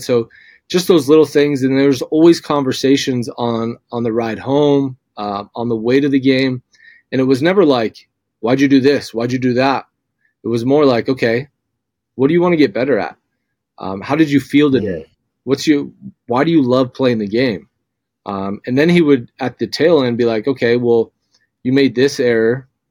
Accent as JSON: {"language": "English", "region": "Southern California", "country": "United States", "moved": "yes", "lives_now": "Meridian, United States", "said": "I'm from Southern California. I grew up a UCLA fan."}